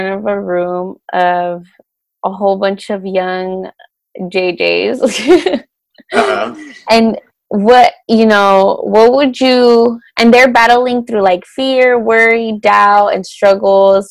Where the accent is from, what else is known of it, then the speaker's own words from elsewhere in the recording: El Monte, California, United States; we're from El Monte, like the same hood